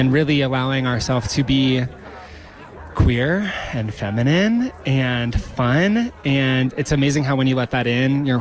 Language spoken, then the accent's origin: English; Nebraska, United States; now in Bend, United States; I'm from Nebraska. It's a very different place than where I am now in Bend, Oregon.